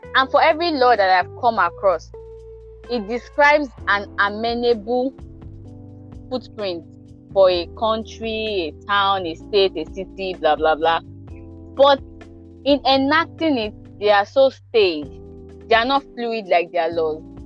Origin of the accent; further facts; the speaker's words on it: Ekiti, Nigeria; I'm from Ekiti State